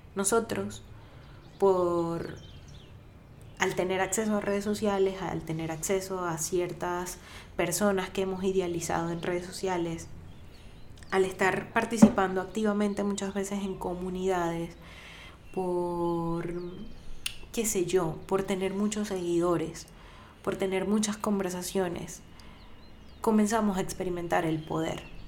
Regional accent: Venezuela; para quienes somos venezolanos

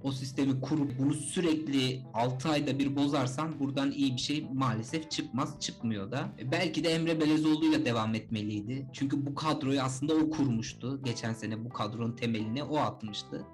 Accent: Sinop, Turkey; bir Sinoplu olarak

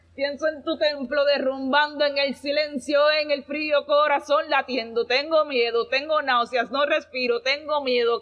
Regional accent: Ponce, Puerto Rico; soy de Ponce

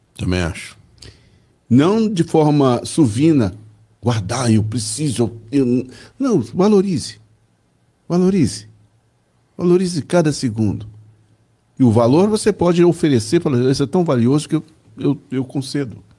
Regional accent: Belo Horizonte, Minas Gerais, Brazil; Eu fui materializado em Belo Horizonte, né? É. Portanto, sou mineiro de Belo Horizonte.

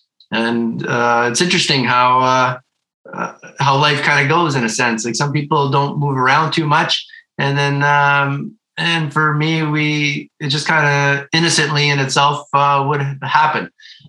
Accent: Dunnville, Ontario, Canada; first language Ukrainian; English is a second language; also born or lived in Toronto / Stoney Creek; we moved from Toronto. We moved to Dunville, Ontario. And that's where I grew up, in a small town. It's on Lake Erie. And we were on a farm there.

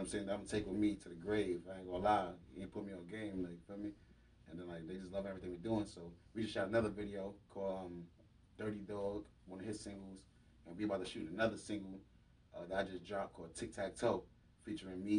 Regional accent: New York City, New York, United States; I'm from Harlem

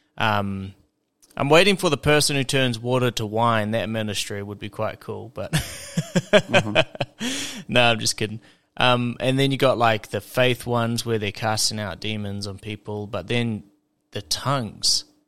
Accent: South Island, New Zealand; I'm from the the southern the South Island in New Zealand

